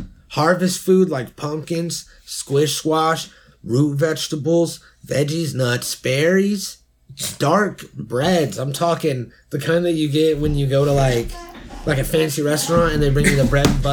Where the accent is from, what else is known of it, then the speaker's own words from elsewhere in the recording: Iowa, United States; A lot of people know I'm Jewish and from Iowa. I grew up in Iowa.